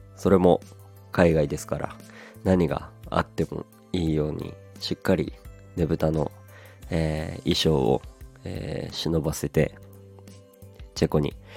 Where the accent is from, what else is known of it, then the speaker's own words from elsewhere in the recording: Aomori, Japan; 青森なので僕の出身が